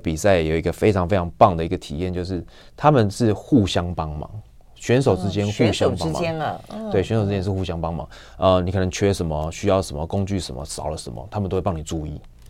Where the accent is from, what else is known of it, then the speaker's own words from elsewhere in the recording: Taiwan; 因为我从台湾来太远，所以摔破了。